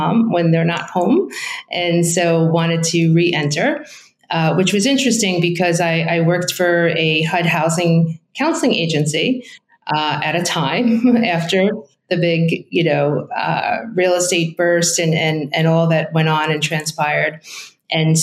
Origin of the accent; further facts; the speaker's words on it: New York, United States; moved away as an adult; also born or lived in Marlboro, New Jersey; I'm originally from New York.